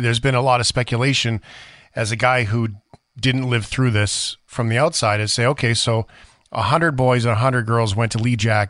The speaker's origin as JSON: {"language": "English", "town": "Fort McMurray", "region": "Alberta", "country": "Canada", "tie": "born or raised there", "said": "as Canadians, I don't know. We were never taught this stuff, right? And I grew up in Fort McMurray, and so there's Fort Mackay and there's Anzac right there."}